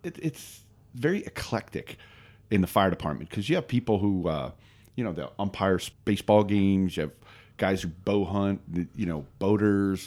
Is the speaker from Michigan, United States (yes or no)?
no; Northeast Pennsylvania, United States; moved away as an adult; also born or lived in Maryland; I grew up in Northeast Pennsylvania